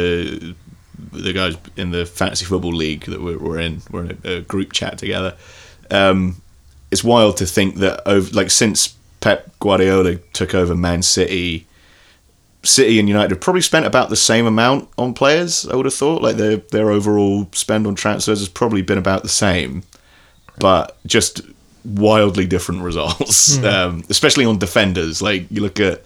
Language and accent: English; Ireland; as an Irishman